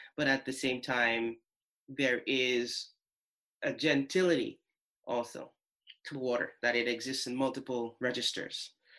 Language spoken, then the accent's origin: English; St. Lucia; moved away; The first formative years of my life, I grew up in St. Lucia